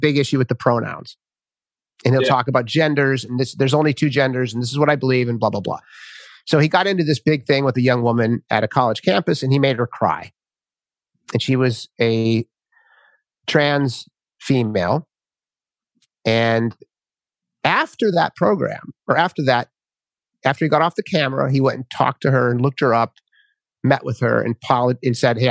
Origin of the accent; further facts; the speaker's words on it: Minnesota, United States; I grew up in Minnesota